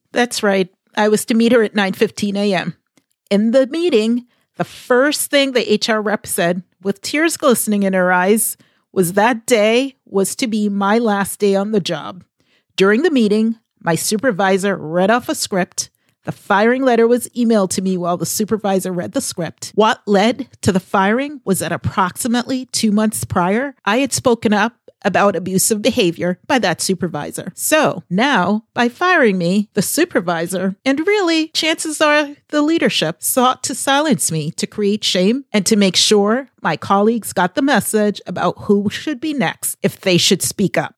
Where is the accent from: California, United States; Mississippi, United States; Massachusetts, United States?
Massachusetts, United States; Boston; I am from the Boston area